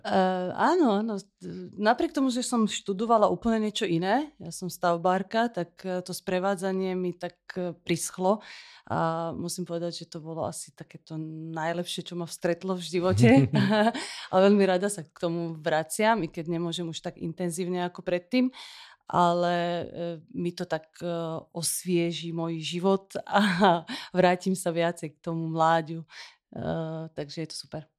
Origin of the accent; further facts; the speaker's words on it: Syria; moved away as an adult; also born or lived in Damascus, Syria; now in Slovakia; Ja som sa narodila v Sýrii.